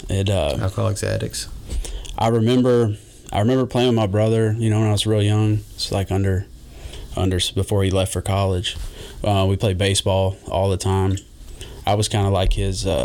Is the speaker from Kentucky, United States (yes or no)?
yes; Jeffersontown, Kentucky, United States; also born or lived in Louisville; grew up in J Town, um, right behind uh, kind of the outs the outskirts of J Town.